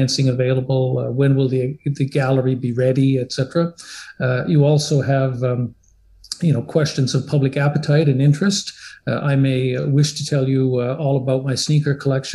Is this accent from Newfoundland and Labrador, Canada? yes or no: yes; Newfoundland and Labrador, Canada; now in Ottawa, Canada; I am a Newfoundlander, a Canadian by birth and a Newfoundlander by inclination.